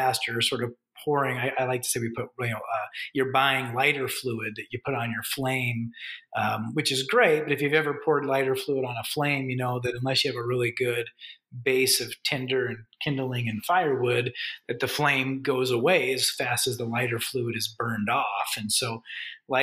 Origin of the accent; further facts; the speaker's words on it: United States; moved away as an adult; now in Canada; I'm an American, but I got really accustomed to working in Canada.